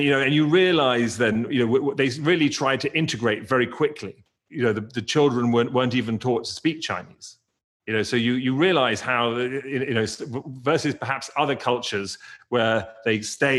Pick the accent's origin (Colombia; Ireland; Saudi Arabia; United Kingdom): United Kingdom; England; now in United States; I grew up in England where you had an Indian community and a Sri Lankan community, but white community, but there were very few biracial children. But I came to the US